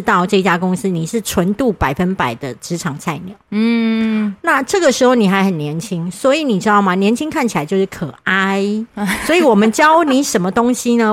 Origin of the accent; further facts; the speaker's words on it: Kaohsiung, Taiwan; 我是高雄人